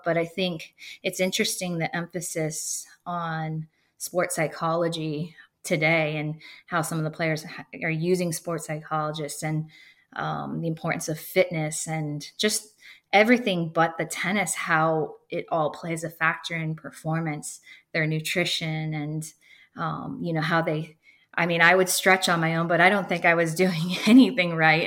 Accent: Erie, Pennsylvania, United States; now in Bradenton, United States; growing up in Erie, Pennsylvania

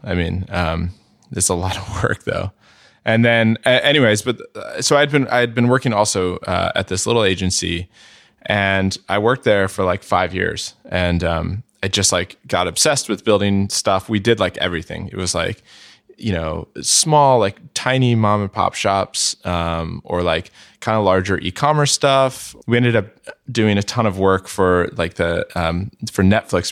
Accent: San Jose, California, United States; also born or lived in San Francisco; I grew up, uh, in the South Bay mostly, so not, not in the city. Um, uh, mostly in San Jose

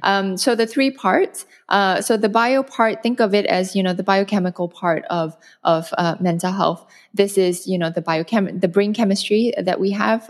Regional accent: Malaysia; moved away as an adult; also born or lived in North America / Europe / China / Hong Kong; now in Singapore; I'm originally Malaysian. I'm based in Singapore now, but I've spent the last fifteen years abroad.

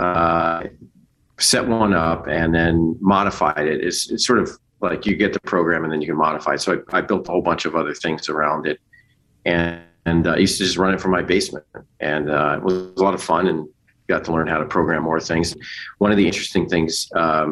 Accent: Parsippany, New Jersey, United States; I grew up in Parsippany, New Jersey, which was like a suburb

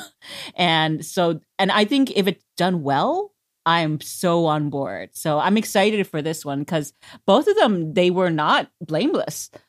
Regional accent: United States; as an American

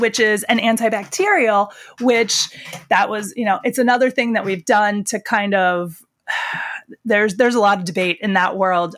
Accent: the Pine Barrens, New Jersey, United States; moved away as an adult; also born or lived in Philadelphia; I grew up in the Pine Barrens in Jersey

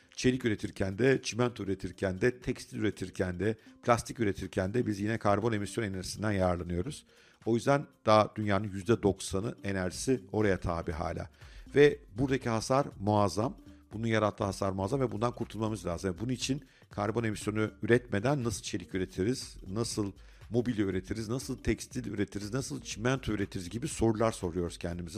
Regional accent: Turkey

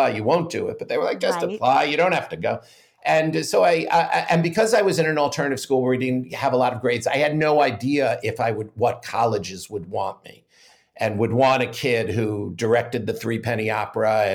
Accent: Great Neck, New York, United States; I grew up in Great Neck, Long Island

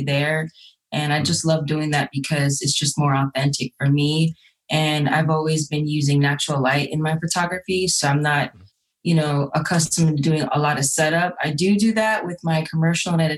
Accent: Jamaica; now in Atlanta, United States; I'm from Jamaica

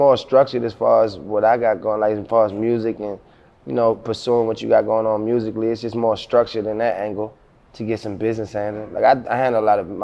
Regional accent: Baltimore, Maryland, United States; now in Atlanta, United States; I'm from South Baltimore, Zone 25. My neighborhood where I'm from called Brooklyn. I mean, so like, and I was in the streets my whole life coming up

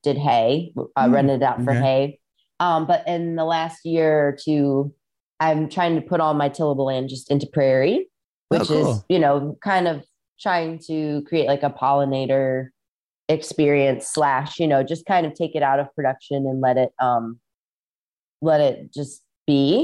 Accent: Rock Island, Illinois, United States; moved away; also born or lived in Southern California; I grew up in Rock Island, Illinois, which is right on the Mississippi River across from Iowa.

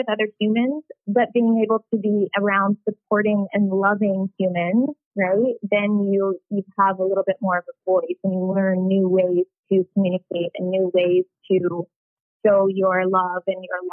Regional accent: Ohio, United States; I'm from Ohio

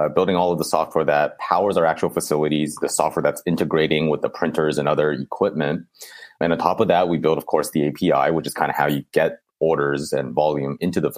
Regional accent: Bay Area, California, United States; growing up in the Bay Area

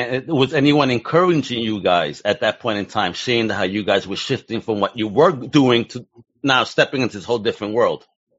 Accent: New York City, New York, United States; me growing up in Brooklyn

